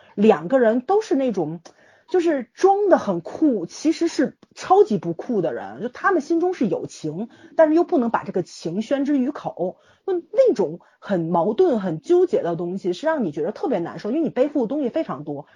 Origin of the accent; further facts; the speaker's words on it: China; 作为中国人是不应该去那些地方的